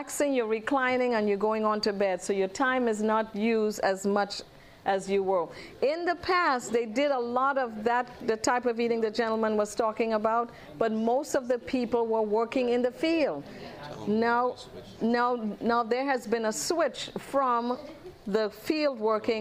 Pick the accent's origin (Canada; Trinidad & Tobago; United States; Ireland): Trinidad & Tobago; moved away; originally I'm from Trinidad